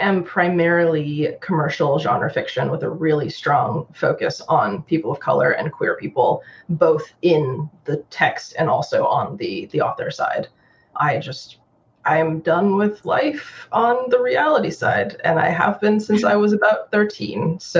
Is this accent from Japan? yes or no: yes; Japan; also born or lived in New York, United States; But my mom's Chinese and my dad's Irish, and I grew up in Japan.